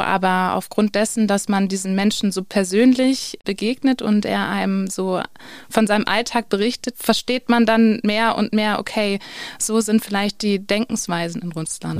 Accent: Switzerland; ich komme aus der Schweiz

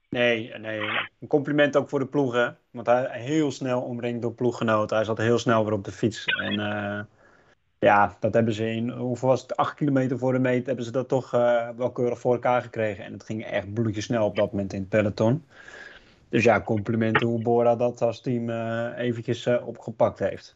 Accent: Netherlands; wij als Nederlanders

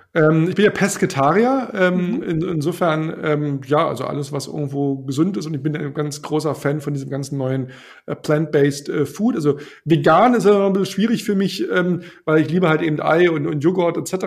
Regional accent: Brandenburg, Germany; now in Berlin, Germany; Ich komme ja aus, aus Brandenburg ursprünglich

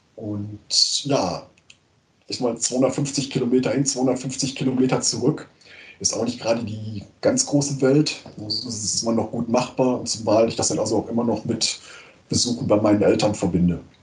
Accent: Münster, North Rhine-Westphalia, Germany; moved away as an adult; now in Eupen, Belgium; ich komme gebürtig aus Münster und ich wohne seit ungefähr 20 hm, Jahren in Eupen in Belgien

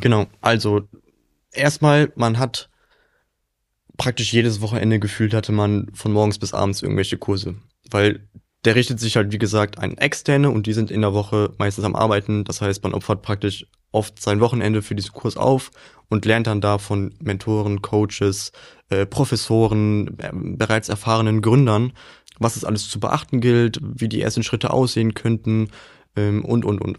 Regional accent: Willich, North Rhine-Westphalia, Germany; moved away as an adult; now in Duisburg, Germany; Also ich komme ja aus Willig, das liegt ja sehr nah bei Duisburg. Das ist praktisch in diesem Dreieck Düsseldorf, Krefeld, Mönchengladbach in der Mitte so ziemlich genau.

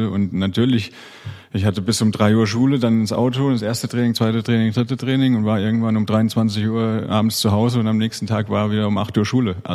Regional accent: Hesse, Germany; accent: South Hessian; hat mich eine ganze Zeit lang mit meinem südhessischen Dialekt aufgezogen.

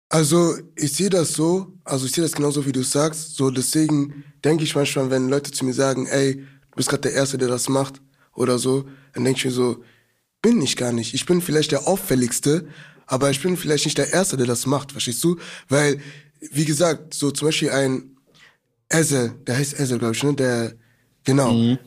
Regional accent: Germany; wir sind jetzt aus Deutschland

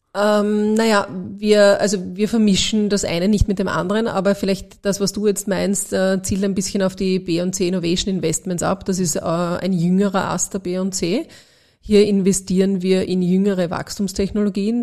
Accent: Austria; als Österreicherin

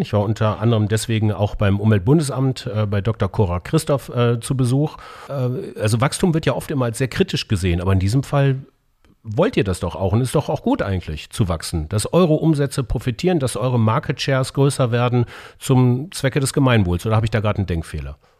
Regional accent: Bavaria, Germany; Ich bin Bayer by Default, in Bayern groß geworden

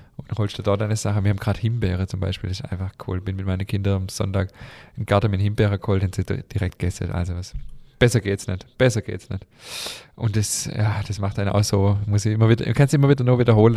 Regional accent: Schwäbisch Hall, Baden-Württemberg, Germany; bei uns in Schwäbisch Hall

